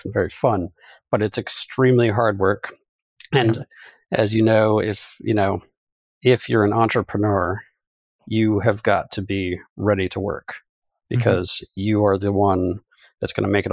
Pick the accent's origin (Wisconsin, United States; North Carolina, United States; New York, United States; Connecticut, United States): Connecticut, United States; I'm actually from Connecticut, but as you well know, have some roots in Ohio.